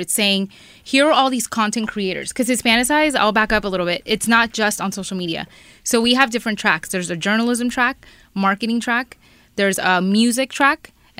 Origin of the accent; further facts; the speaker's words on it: Miami, Florida, United States; moved away as an adult; also born or lived in Peru; now in Los Angeles, United States; me coming from Miami, so I am from Miami. I just moved to L.A. like a little less than 5 years ago. And when I lived in Miami, I didn't really feel like I'm a minority. Because everyone is Hispanic.